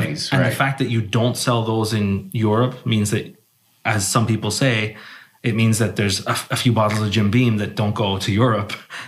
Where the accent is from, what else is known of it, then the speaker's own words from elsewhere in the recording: Ireland; Because my accent won't give it away, but I'm from Ireland.